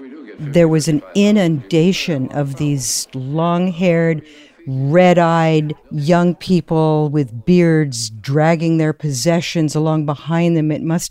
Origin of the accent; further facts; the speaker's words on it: Monterey, California, United States; now in Walnut Creek, United States; I live in Walnut Creek for 23 years, but I grew up in Monterey.